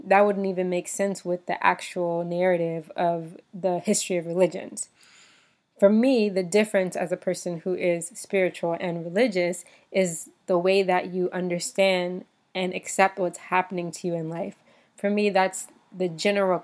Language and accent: English; United States; moved away as an adult; growing up in the United States